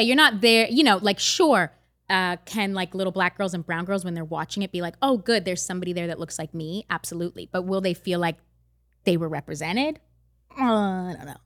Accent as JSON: {"language": "English", "country": "Canada", "tie": "born or raised there", "said": "I grew up in Canada"}